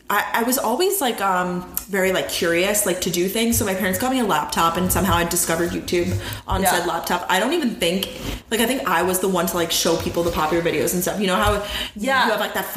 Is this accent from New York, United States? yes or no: yes; Long Island, New York, United States; moved away as an adult; born and raised on Long Island, New York, lived in the same town my entire life. It's a small...